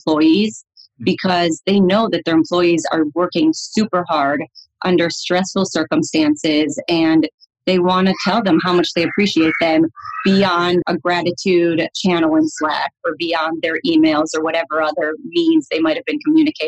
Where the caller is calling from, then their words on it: Chicago, Illinois, United States; Yeah, so I'm calling you from Chicago, Illinois.